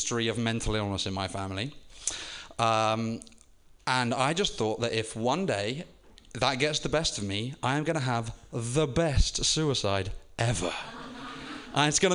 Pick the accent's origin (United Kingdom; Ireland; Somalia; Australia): United Kingdom; moved away; being a Brit